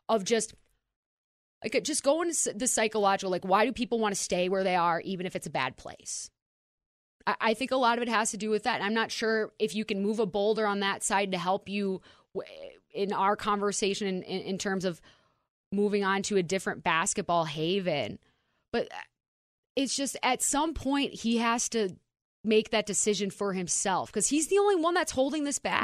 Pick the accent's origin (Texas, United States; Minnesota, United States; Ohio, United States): Minnesota, United States; the ceilings and the avenues for career paths that would have been available to me growing up in Minnesota, very limited